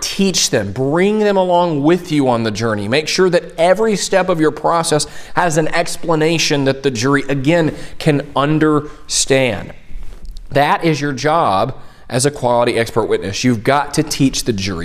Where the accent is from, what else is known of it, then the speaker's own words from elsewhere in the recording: Tennessee, United States; I'm from Tennessee